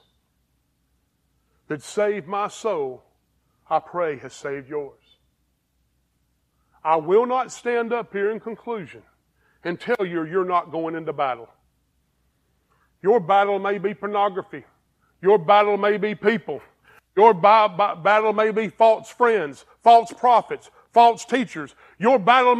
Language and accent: English; Greer, South Carolina, United States; also born or lived in Pennsylvania / Campbell; I went to Greer High School. I was on the 5-year plan. I'm from Greer, live in Campbell, lived in Pennsylvania